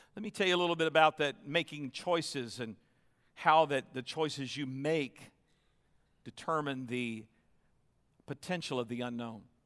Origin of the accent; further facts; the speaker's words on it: Florida, United States; moved away as an adult; also born or lived in New York / Nashville; now in Tempe, United States; I was raised in Florida, and we spent most of our married life in New York outside of Manhattan.